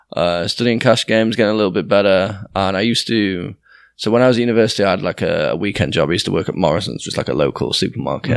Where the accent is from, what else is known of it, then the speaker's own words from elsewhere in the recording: Doncaster, Yorkshire and the Humber, United Kingdom; moved away as an adult; also born or lived in York / Leeds; I grew up initially in Doncaster